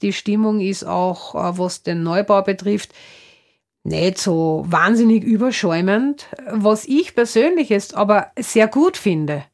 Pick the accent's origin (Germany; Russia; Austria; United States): Austria; Upper Austria; Man hört vielleicht an meiner Sprache, ich stamme aus Oberösterreich